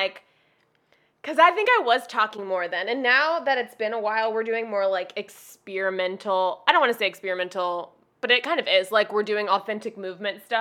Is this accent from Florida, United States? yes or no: yes; Jacksonville, Florida, United States; moved away; also born or lived in Miami, Florida; I was born in Miami. I spent most of my life in Jacksonville, Florida, which is like the South